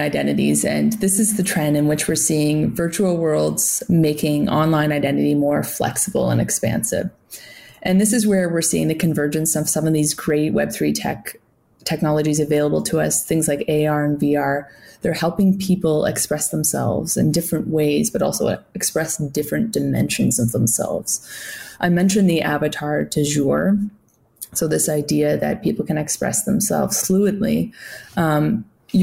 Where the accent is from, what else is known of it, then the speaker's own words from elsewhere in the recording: Canada; as a Canadian